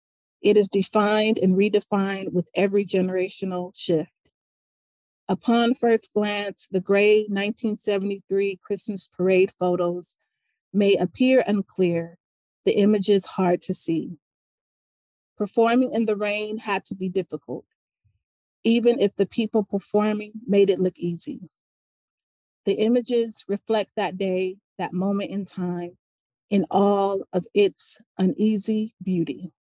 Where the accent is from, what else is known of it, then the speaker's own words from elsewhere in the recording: Compton, California, United States; When I tell a stranger that I am from Compton, no other reference is needed.